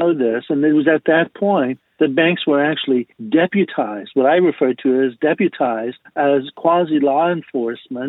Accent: Miami, Florida, United States; I grew up in Miami and started my banking career in Miami as a teller

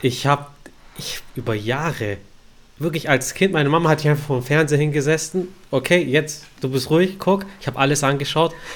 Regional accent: Stuttgart, Baden-Württemberg, Germany; Ich als Stuttgarter

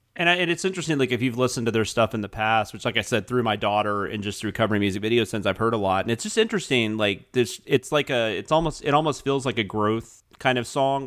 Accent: the South, United States; I'm from the South

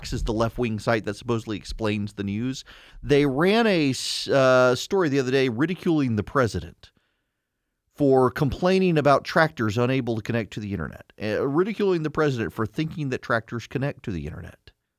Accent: Dubai, United Arab Emirates; I grew up in Dubai. From 80 to 90, lived in Dubai. My school was three stories high, a few blocks from the beach.

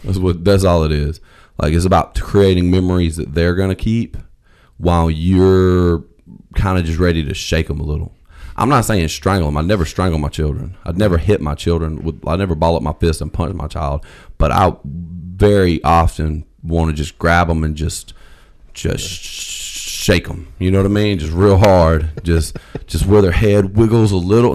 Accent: the South, United States; I'm from the South

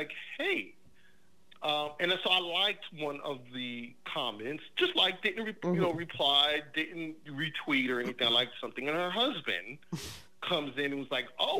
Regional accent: New York, United States; now in New Jersey, United States; I'm originally from New York, and I live 15 minutes outside of New York City. I'm in Jersey

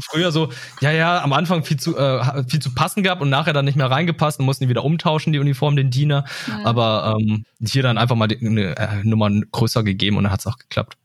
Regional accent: Lüneburg, Lower Saxony, Germany; ich bin in Lüneburg aufgewachsen

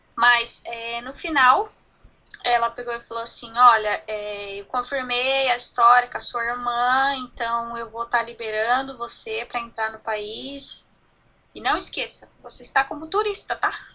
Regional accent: Brazil; moved away as an adult; now in New Zealand; A gente é brasileiro e a gente sempre vai ser

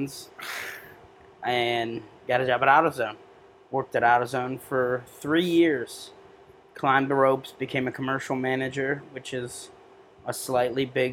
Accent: Rootstown, Ohio, United States; also born or lived in Akron, Ohio / Brimfield, Ohio; moved to a little town in Rutztown. That's where I grew up

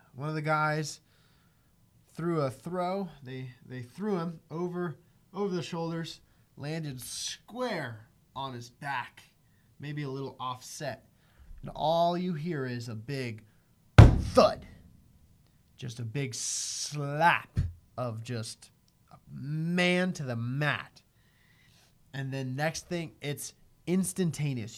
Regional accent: United States; as an American

